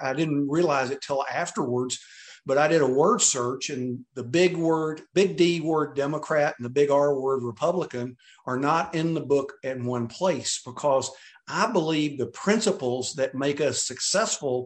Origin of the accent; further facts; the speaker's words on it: Texas, United States; I'm from Texas